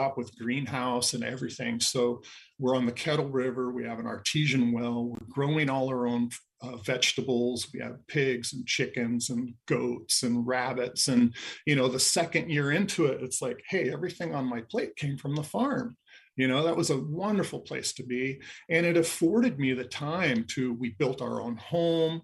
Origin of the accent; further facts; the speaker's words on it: Anacortes, Washington, United States; we were running a boatyard in Anacortes, my hometown, and fifth generation from Fidalgo Island